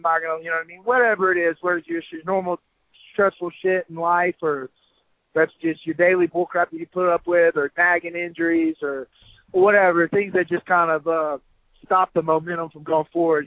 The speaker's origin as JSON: {"language": "English", "town": "Biloxi", "region": "Mississippi", "country": "United States", "tie": "born or raised there", "said": "right there in my hometown in Biloxi, Mississippi"}